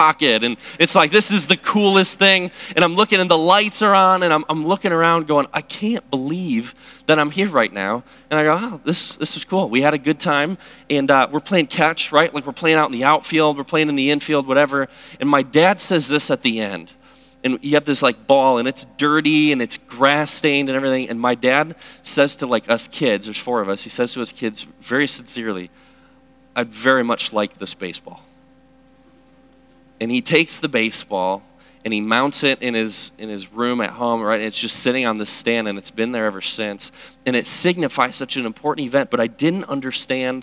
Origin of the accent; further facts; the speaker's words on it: Chicago, Illinois, United States; moved away; I'm originally from Chicago